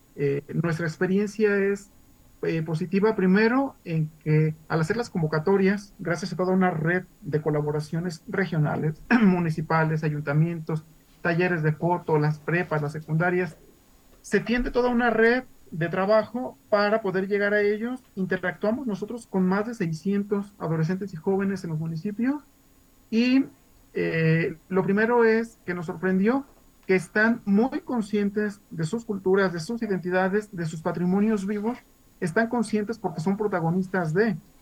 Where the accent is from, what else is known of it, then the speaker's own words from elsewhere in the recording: Jesús María, Jalisco, Mexico; yo soy de Jesús María en la región de los Altos